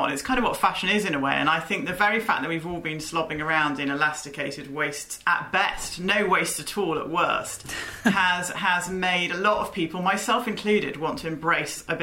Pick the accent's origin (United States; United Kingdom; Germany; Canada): United Kingdom; being British